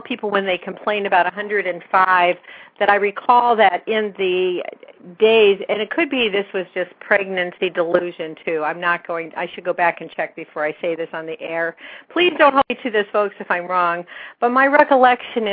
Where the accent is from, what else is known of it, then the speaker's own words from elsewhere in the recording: Whittier, California, United States; now in Northern California, United States; Growing up in Whittier, California